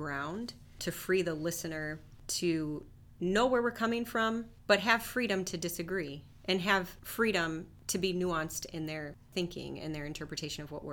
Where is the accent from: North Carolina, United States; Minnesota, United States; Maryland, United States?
Minnesota, United States; Minneapolis; also born or lived in Detroit, Michigan; I was born in West Detroit, lived there until I was 5, and then my family moved for work to the Minneapolis area.